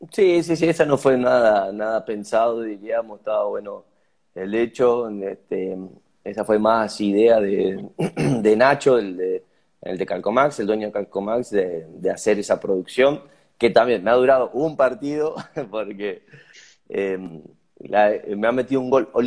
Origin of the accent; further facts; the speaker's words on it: Argentina; lo que representa para nosotros como pueblo argentino